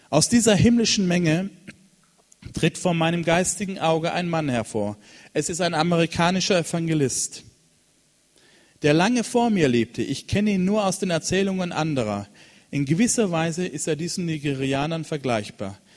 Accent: Cameroon; In Kamerun in, in, gibt es, da bin ich aufgewachsen in Westafrika, da gibt es eine Kirche an der Küste in Kribi.

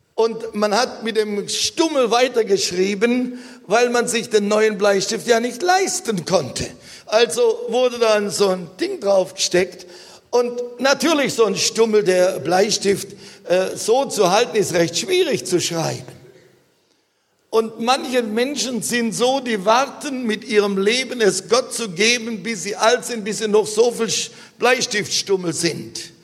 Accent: Germany

